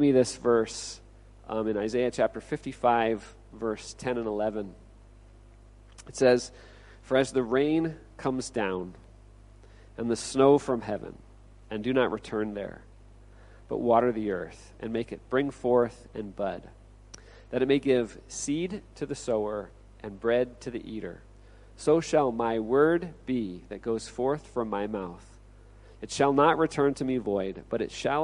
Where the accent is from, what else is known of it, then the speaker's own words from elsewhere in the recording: Olympia, Washington, United States; moved away as an adult; also born or lived in Okinawa, Japan; now in Chiang Mai, Thailand; I'm originally from Olympia, Washington